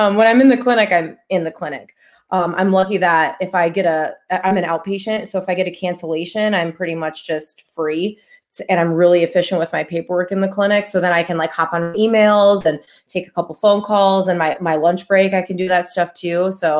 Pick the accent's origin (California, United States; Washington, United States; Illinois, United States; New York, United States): Illinois, United States; Chicago; I'm from Chicago. They're not really allowed where I'm from. I've never held one in my life